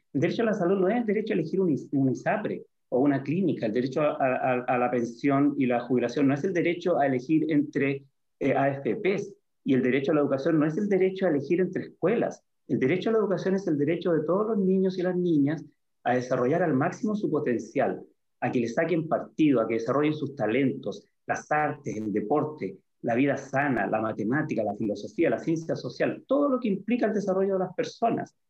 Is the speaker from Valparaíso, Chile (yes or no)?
yes; San Antonio, Valparaíso, Chile; moved away as an adult; also born or lived in Santiago; yo soy de San Antonio, una ciudad en la que cuando, eh, bueno, cuando yo cumplí 18 y salí del liceo, eh, del liceo fiscal, tuve que eh, irme a Santiago a estudiar